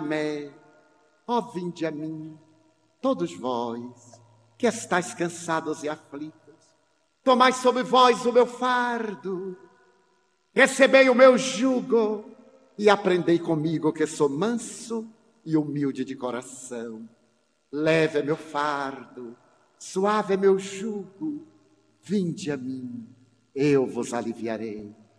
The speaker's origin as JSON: {"language": "Portuguese", "town": "Feira de Santana", "region": "Bahia", "country": "Brazil", "tie": "born or raised there", "said": "na minha cidade natal"}